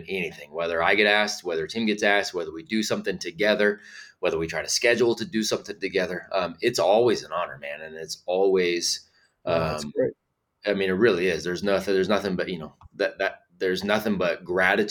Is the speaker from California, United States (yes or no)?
yes; California, United States; moved away as an adult; now in North Carolina, United States; for the last 2 years we've been here in North Carolina. We're originally from California